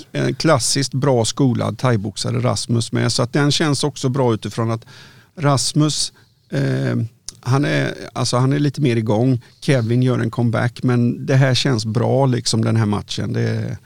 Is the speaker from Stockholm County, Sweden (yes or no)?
no; Varberg, Halland County, Sweden; jag kommer från Varberg